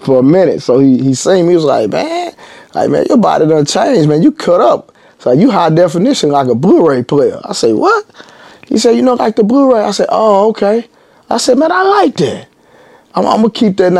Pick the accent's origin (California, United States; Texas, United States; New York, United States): Texas, United States; Dallas; also born or lived in Grand Prairie; growing up in Highland Hills, it was good